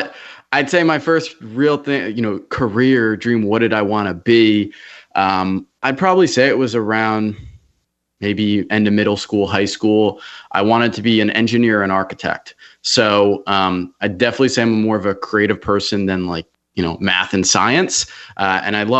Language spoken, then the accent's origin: English; Wall, New Jersey, United States; also born or lived in Brick, New Jersey; now in Charleston, United States; I grew up north in New Jersey, right central Jersey